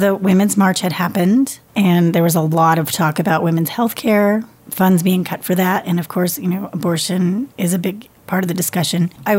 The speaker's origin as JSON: {"language": "English", "region": "Kansas", "country": "United States", "tie": "born or raised there", "said": "I was still in high school, so I also did not see that because I was brought up in Kansas, God-fearing town."}